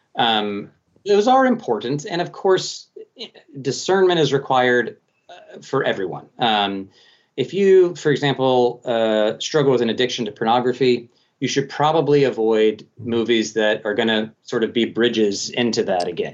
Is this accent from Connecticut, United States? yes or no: no; Colorado Springs, Colorado, United States; Colorado Springs, uh, my hometown actually